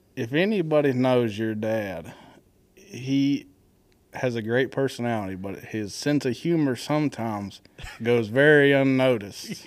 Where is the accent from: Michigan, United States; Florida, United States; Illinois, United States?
Florida, United States; growing up in Florida